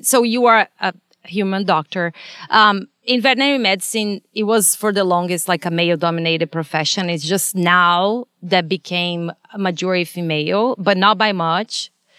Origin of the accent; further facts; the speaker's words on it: Brazil; But I come from Brazil. So it's a third world country, like, similar to India.